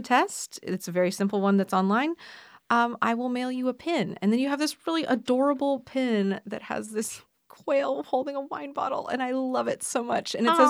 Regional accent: California, United States; So I grew up in West Sonoma County, not interested in wine at all as a younger person.

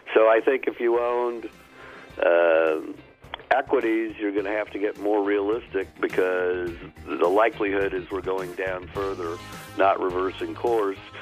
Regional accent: United States; as an American

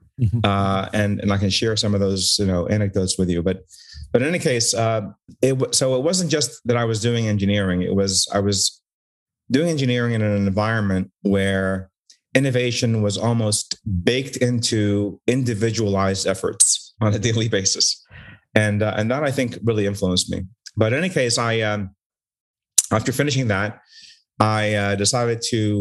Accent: Newark, Delaware, United States; also born or lived in Cairo, Egypt; I grew up in Delaware, basically from pre-K all the way to pre-med to college. So, and it was a great little town in Newark

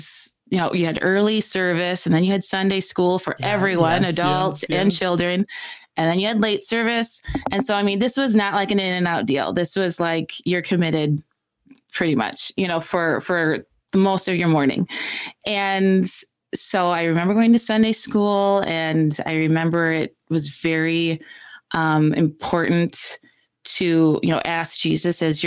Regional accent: Chatfield, Minnesota, United States; we did everything in our small hometown, Chatfield. And so we went to school there

